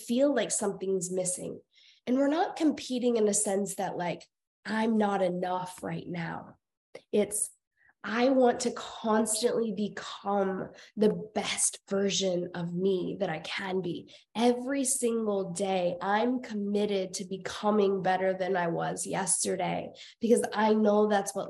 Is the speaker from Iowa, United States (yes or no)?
yes; Iowa, United States; moved away; also born or lived in Colorado; I was born and raised in Iowa.